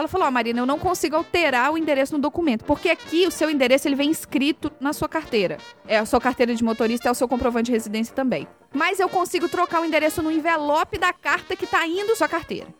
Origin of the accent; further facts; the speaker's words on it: Brazil; now in United States; nós dois somos brasileiros